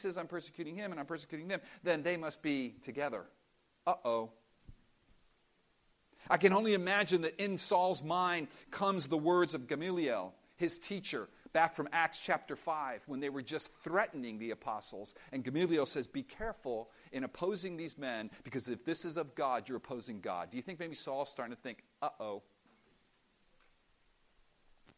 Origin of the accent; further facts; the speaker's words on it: Cuba; moved away; we come from Cuba